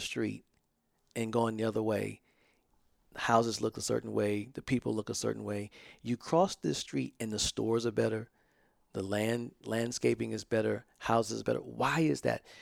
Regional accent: the South, United States; I grew up in the South

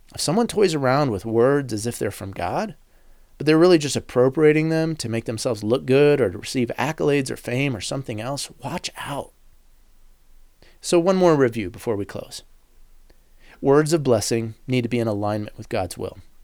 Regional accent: United States; as an American

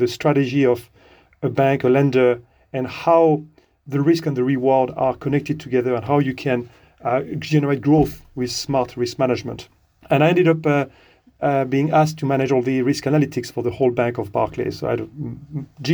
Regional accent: France; moved away as an adult; now in United Kingdom; I'm from France originally. I've been living in the UK since the late 90s.

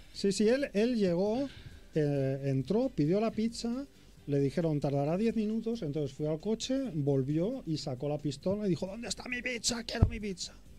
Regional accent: Catalonia, Spain; yo que soy un catalán agarrado

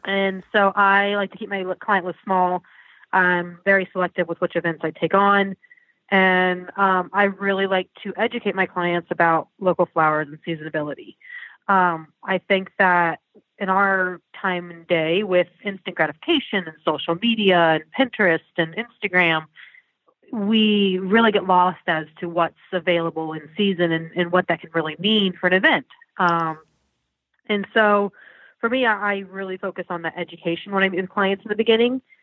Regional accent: Florida, United States; I was actually from Florida, but I would go to um, upstate New York for the summers

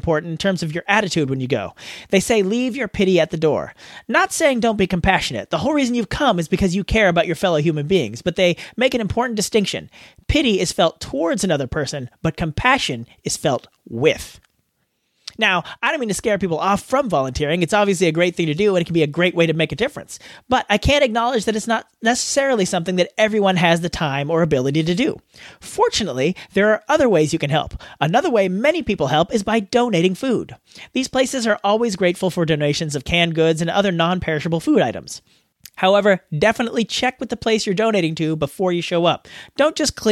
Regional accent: United States; accent: American

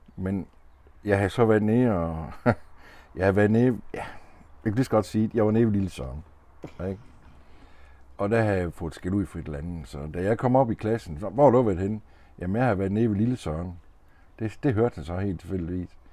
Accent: Denmark; born or raised there

